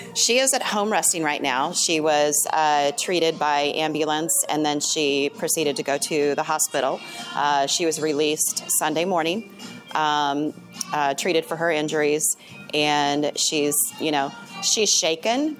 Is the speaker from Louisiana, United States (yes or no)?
no; Indiana, United States; also born or lived in California; I was born and raised in Indiana. I lived in California for a few years